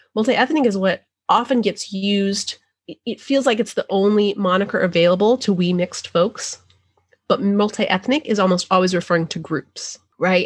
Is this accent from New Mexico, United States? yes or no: yes; New Mexico, United States; now in the deep South, United States; I grew up in New Mexico